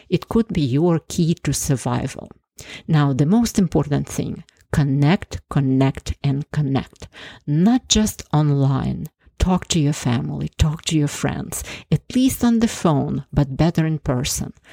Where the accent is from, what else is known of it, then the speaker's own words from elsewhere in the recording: Ukraine; moved away as an adult; also born or lived in Canada; now in United States; I was born in Ukraine and lived there for 26 years before immigrating to the US almost 30 years ago.